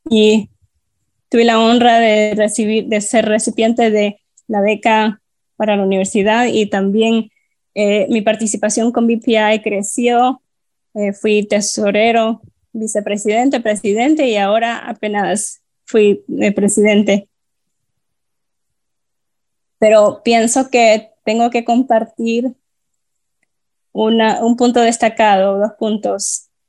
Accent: Honduras; now in Miami, United States; originalmente soy de Honduras, soy ciudadano orgulloso, de hecho, he estado aquí viviendo por los últimos 18 años en Miami

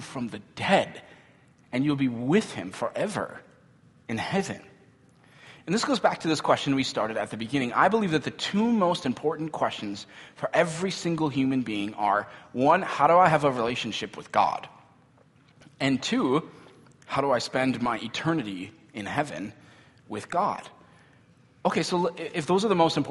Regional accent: United States; we grew up in this culture, right? Where as American kids

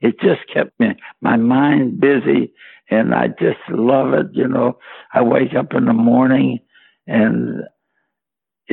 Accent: Pittsburgh, Pennsylvania, United States; growing up in Pittsburgh

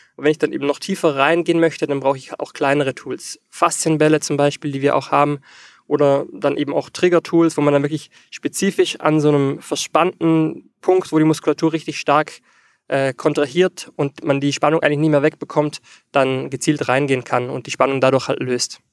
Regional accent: Austria; ich komme aus Österreich

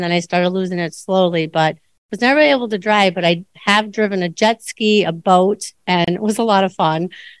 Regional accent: Superior, Wisconsin, United States; I grew up in Superior, Wisconsin, which is a small town, and had the night blindness and some other things.

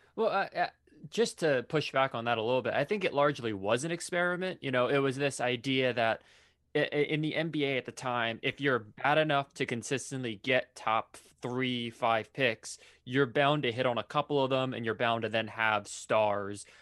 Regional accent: Philadelphia, Pennsylvania, United States; growing up in Philadelphia

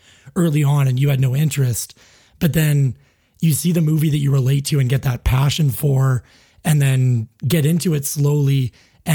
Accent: Alberta, Canada; I am born and raised in Alberta here

